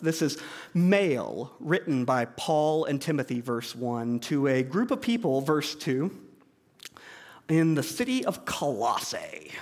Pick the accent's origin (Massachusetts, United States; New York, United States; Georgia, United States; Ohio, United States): Georgia, United States; moved away; I grew up in Georgia